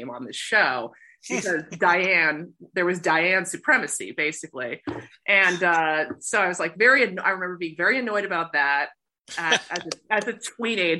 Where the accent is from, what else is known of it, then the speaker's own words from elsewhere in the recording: West Coast, United States; I'm from the West Coast